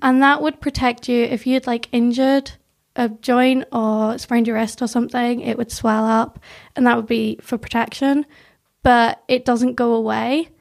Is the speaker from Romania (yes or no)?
no; South Tyrone, Northern Ireland, United Kingdom; accent: weird Northern English accent mixed with a bit of Northern Irish; also born or lived in North of England; I was born in England, lived there till I was eight, but I'd always, like, come down to Northern Ireland